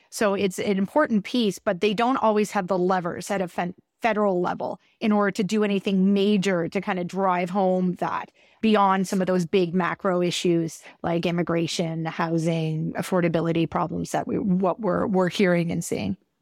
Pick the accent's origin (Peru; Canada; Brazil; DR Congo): Canada; as a Canadian